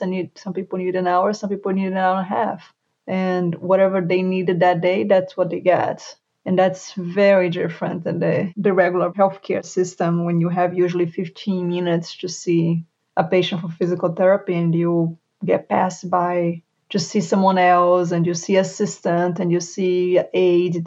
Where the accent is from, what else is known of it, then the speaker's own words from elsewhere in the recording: Brazil; English is a second language; moved away as an adult; now in Charlotte, United States; I moved from Brazil to US, got my physical therapist license here